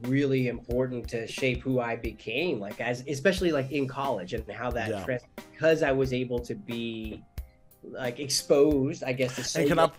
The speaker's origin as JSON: {"language": "English", "town": "Chico", "region": "California", "country": "United States", "tie": "born or raised there", "also_born_or_lived": "Bay Area, California", "said": "I grew up in Chico, in Chico, yeah, California, but I was born in the Bay Area. So my family met in the Bay, and my dad was from New Orleans."}